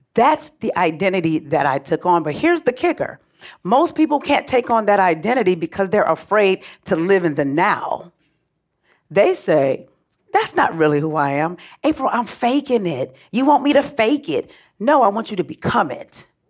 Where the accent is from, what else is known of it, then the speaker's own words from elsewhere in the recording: Oakland, California, United States; also born or lived in Richmond, California; I grew up in Oakland, Richmond, California, so I'm refined hood.